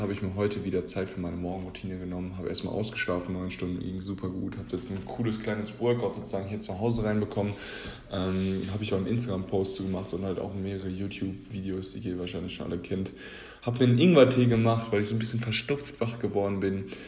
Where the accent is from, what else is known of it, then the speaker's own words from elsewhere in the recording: Germany; wir uns als Deutsche